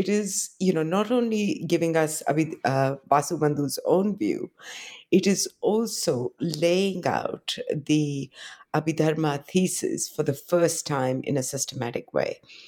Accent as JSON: {"language": "English", "country": "India", "said": "I come from India, but I was trained. I did my PhD in the West. I did my first 2 degrees in Delhi."}